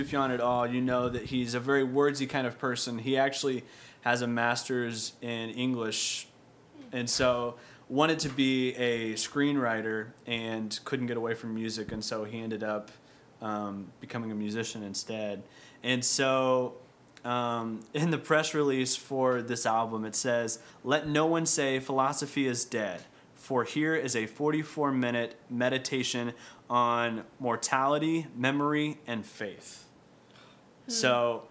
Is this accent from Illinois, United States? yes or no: yes; Illinois, United States; I was born and raised in Illinois